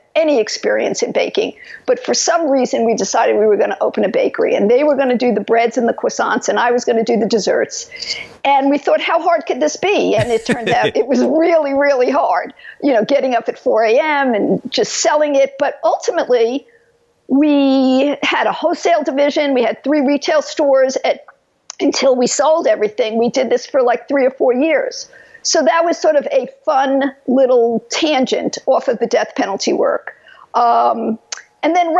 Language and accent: English; New York, United States; moved away as an adult; also born or lived in Los Angeles; now in California, United States; I was brought up in New York, as you can tell from my accent